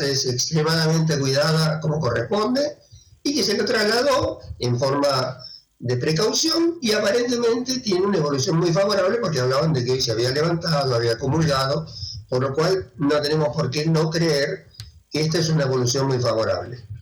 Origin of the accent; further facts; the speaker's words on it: Argentina; soy argentino